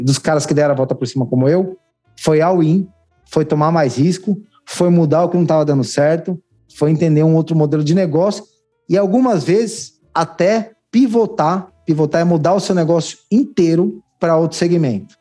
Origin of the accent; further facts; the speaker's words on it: São Paulo, Brazil; Eu sou nascido e criado em São Miguel Paulista, extremo leste de São Paulo